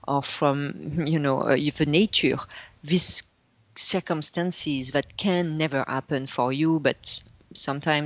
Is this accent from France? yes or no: yes; north of France, France; English is a second language; moved away; I was raised and born in France